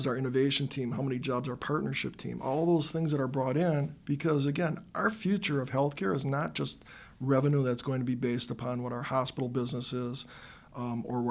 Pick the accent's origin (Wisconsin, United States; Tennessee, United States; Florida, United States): Wisconsin, United States; Milwaukee; I grew up on the northwest side of Milwaukee. I've been here my entire life